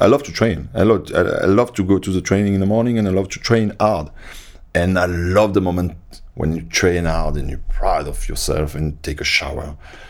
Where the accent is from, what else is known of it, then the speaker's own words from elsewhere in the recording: France; And I came from France. I played for France, but nobody knew me when I arrived, you know.